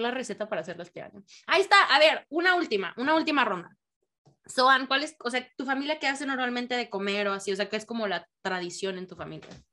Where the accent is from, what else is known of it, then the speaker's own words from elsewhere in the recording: Mexico; now in United States; en México